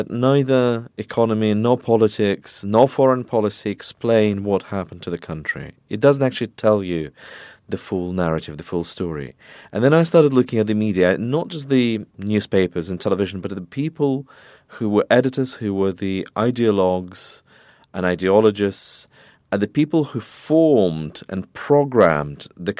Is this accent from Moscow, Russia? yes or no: yes; Moscow, Russia; moved away as an adult; also born or lived in London; I was born in Moscow, I grew up there, I got my first degree there